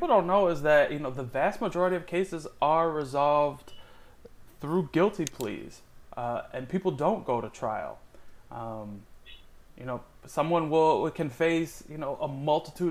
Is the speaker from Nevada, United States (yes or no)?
no; Miami, Florida, United States; I grew up in a big Cuban family in Miami